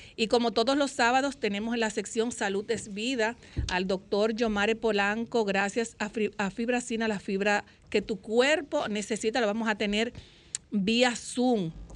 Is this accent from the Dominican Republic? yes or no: yes; Dominican Republic; somos los dominicanos